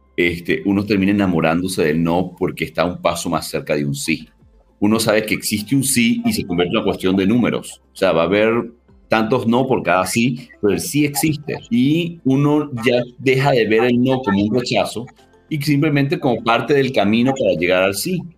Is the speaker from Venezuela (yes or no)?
yes; Caracas, Capital District, Venezuela; Yo soy de Venezuela, de, Caracas